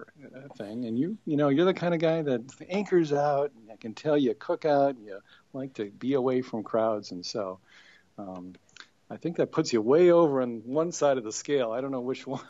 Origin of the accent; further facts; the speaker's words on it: Wisconsin, United States; moved away; also born or lived in St. Louis; I grew up in Wisconsin